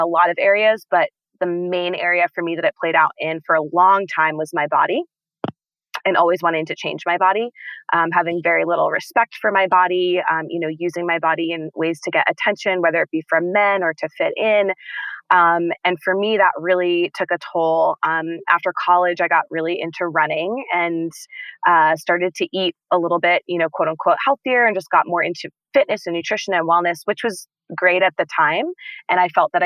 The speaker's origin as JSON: {"language": "English", "town": "Boston", "region": "Massachusetts", "country": "United States", "moved": "as an adult", "lives_now": "Colorado, United States", "said": "I'm from Boston. I had been living in Boston"}